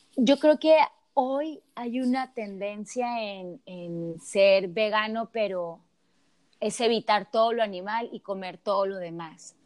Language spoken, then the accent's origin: Spanish; Sonora, Mexico; me regreso a Sonora, de donde yo soy